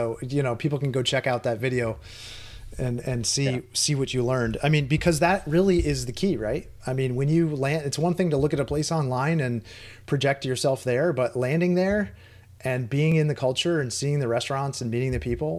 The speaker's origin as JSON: {"language": "English", "country": "United States", "said": "I'm an American"}